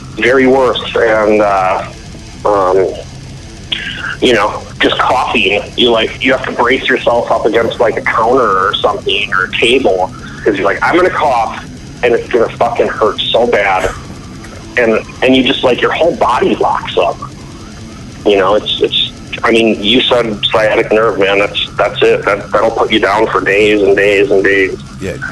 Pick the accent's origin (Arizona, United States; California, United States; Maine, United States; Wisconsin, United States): Wisconsin, United States; Milwaukee; moved away as an adult; also born or lived in Knoxville, Tennessee; I was, you know, born and raised in Milwaukee, lived in the same suburb of Milwaukee my whole life, and then I just like moved to Knoxville.